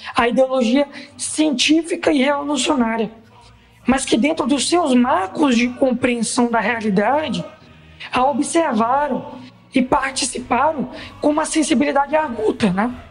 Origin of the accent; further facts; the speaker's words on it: Maranhão, Brazil; sou do Maranhão, faço parte do Comitê de Apoio do Jornal